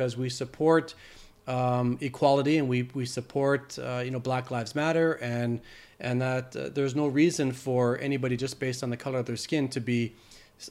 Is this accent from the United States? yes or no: no; Canada; that accent from a Canadian boy